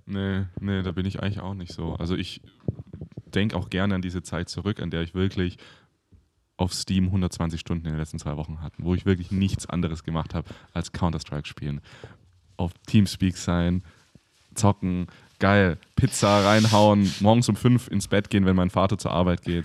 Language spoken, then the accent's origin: German; near Stuttgart, Baden-Württemberg, Germany; now in Berlin, Germany; Ich komme ja aus der Nähe in Stuttgart